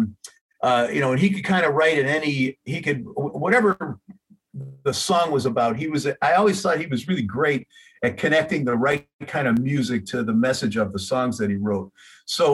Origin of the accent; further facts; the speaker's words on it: Chicago, Illinois, United States; I'm from Chicago